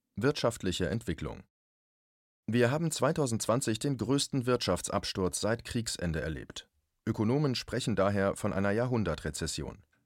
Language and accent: German; Germany; bei uns in Deutschland